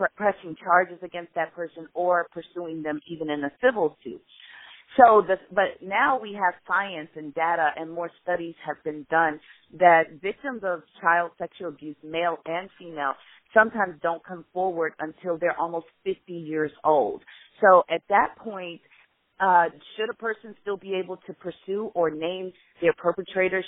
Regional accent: Chicago, Illinois, United States; So in Illinois, I'm from Chicago

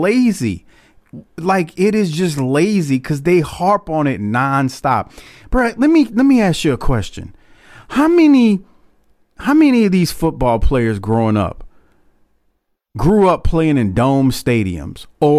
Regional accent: the South, United States; I'm from the South, but I've played New England now for a couple of years.

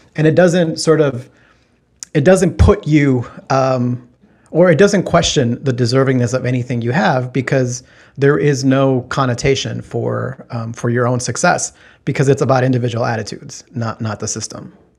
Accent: Texas, United States; I grew up in Texas, and I went to college at the University of Texas

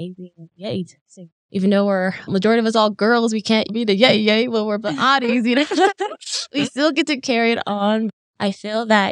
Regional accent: Bashpito, Arizona, United States; my mom's side, we're from Bashpito, Arizona, which is like located a little past Steamboat, between Steamboat and Jeddito. So it's not Jeddito, it's Bashpito. That's where I'm from

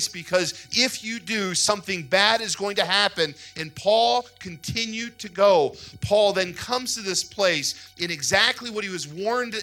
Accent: United States; also born or lived in Ohio; we as American Christians

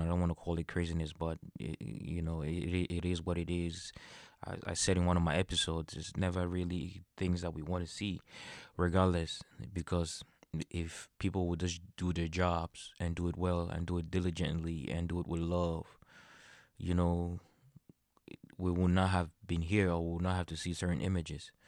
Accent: Cameroon; In Cameroon, I'm from Cameroon.

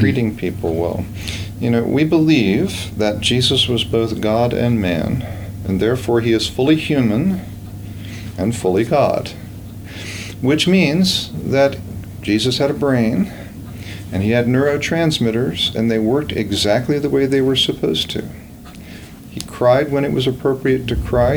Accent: Virginia, United States; moved away as an adult; now in Gainesville, United States; I grew up in Virginia and in a Christian home

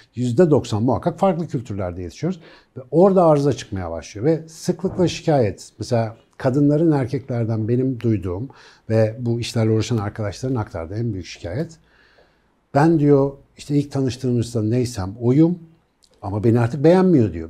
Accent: Ankara, Turkey; Ankaralıyım ben. Ben küçükken de Melih Gökçek vardı.

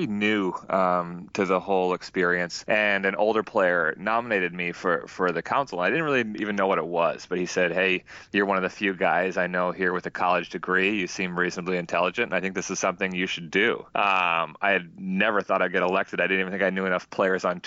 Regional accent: Minnesota, United States; moved away as an adult; also born or lived in France; I grew up in Minnesota

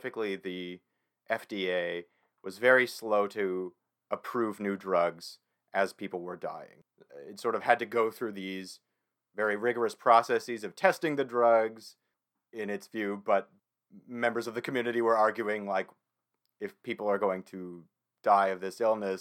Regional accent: Saskatchewan, Canada; moved away; I'm originally from Saskatchewan

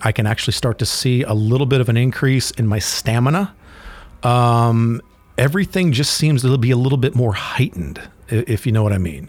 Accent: Florida, United States; I grew up in Florida

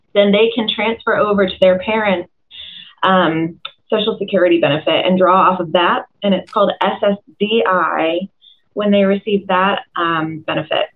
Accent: Tucker, Georgia, United States; also born or lived in Doraville, Georgia; I'm also uh, an Atlanta native, born and raised in Tucker, um, just outside the perimeter

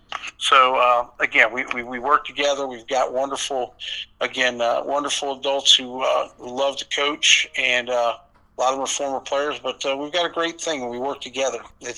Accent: Vienna, Virginia, United States; I'm homegrown. I grew up in Vienna, played in Vienna

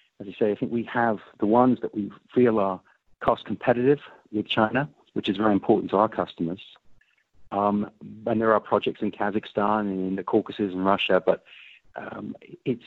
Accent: England, United Kingdom; now in United States; I'm an English American, so I'm a naturalized American.

